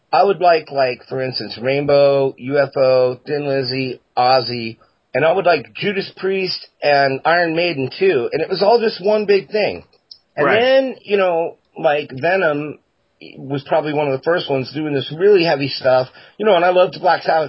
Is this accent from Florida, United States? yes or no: yes; Florida, United States; I'm from Florida, but the rest of my family's all from Virginia